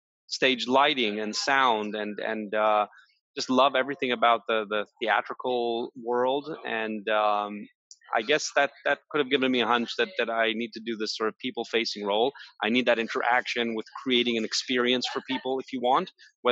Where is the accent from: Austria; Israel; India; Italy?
Israel; I was born and raised in Israel